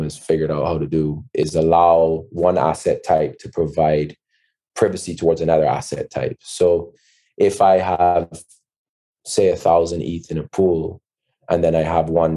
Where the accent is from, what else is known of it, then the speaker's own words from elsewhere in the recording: Barbados; I'm from Barbados, co-founder, CEO of Panther